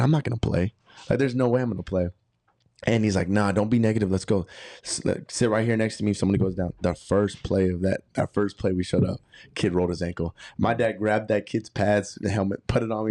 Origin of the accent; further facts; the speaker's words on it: Arlington, Texas, United States; moved away; also born or lived in California; I was born and raised in Arlington, Texas